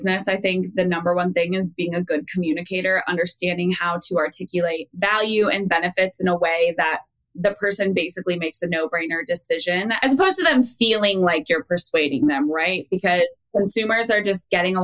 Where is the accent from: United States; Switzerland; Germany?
United States; Iowa; I'm from Iowa